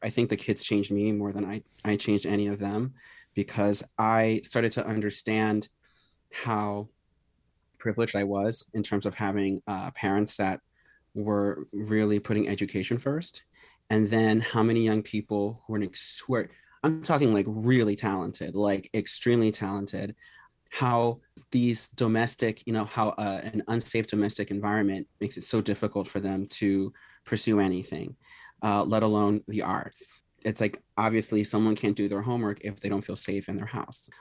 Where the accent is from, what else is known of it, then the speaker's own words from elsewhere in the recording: Philadelphia, Pennsylvania, United States; I grew up here in Philadelphia, born and raised